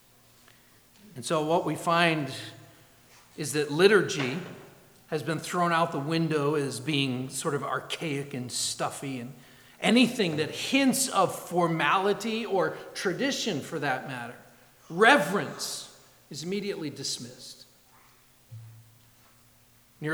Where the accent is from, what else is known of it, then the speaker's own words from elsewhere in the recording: New England, Massachusetts, United States; now in Ohio, United States; I grew up in New England, and in Massachusetts, it's Worcester